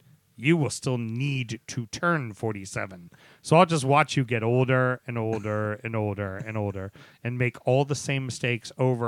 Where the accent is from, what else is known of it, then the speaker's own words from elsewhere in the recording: United States; I'm a stupid American.